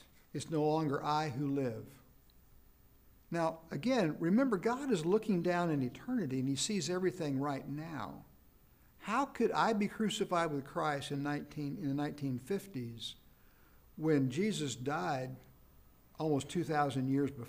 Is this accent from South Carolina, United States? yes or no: yes; South Carolina, United States; I was born in South Carolina back in the 50s